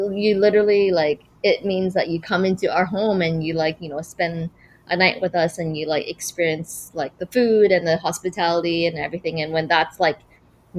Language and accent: English; Vancouver, British Columbia, Canada; moved away as an adult; now in New York, United States; I'm from Vancouver. I was born in Vancouver, but I left when I was 21